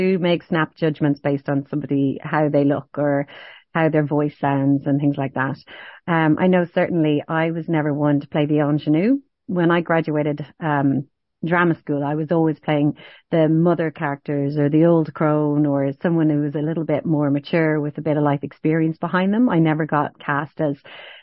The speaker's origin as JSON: {"language": "English", "country": "Ireland", "said": "I am an Irish woman with red hair and pale skin and freckles"}